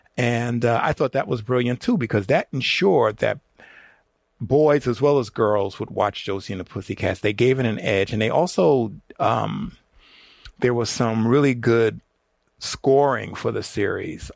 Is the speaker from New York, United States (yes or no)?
yes; New York City, New York, United States; me and my friends growing up in the Bronx